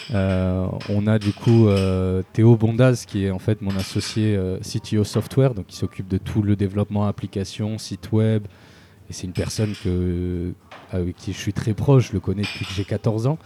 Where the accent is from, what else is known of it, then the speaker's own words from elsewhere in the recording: Marseille, Provence-Alpes-Côte d'Azur, France; j'ai grandi à Marseille une bonne partie de ma vie, pendant toute mon adolescence